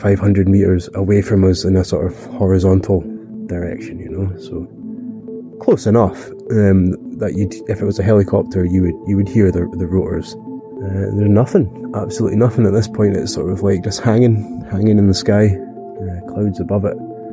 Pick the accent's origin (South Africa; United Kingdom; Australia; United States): United Kingdom; Glencoe, Scotland; I'm from Glencoe, the west coast of Scotland, in the Highlands.